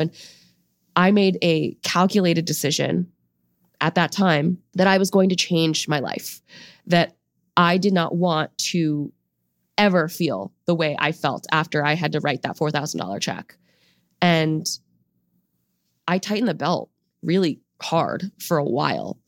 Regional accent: United States; I grew up in an immigrant home. Both of my parents came to the U S in their early twenties. We're from China.

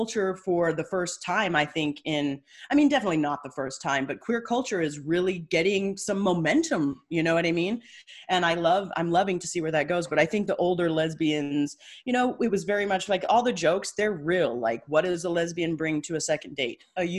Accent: Idaho, United States; I grew up in Idaho

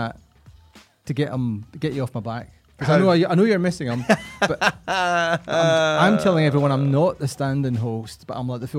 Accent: Scotland, United Kingdom; I am proudly Scottish

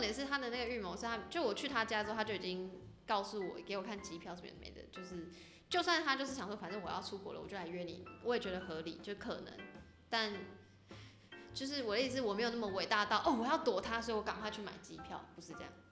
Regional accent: Taipei, Taiwan; 我身为一个台北人，我对西门的那些小巷很不熟

